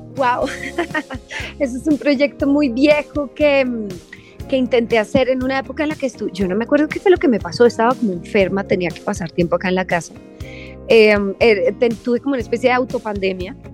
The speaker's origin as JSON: {"language": "Spanish", "country": "Colombia", "tie": "born or raised there", "also_born_or_lived": "London", "said": "soy latina, obviamente crecí en Colombia"}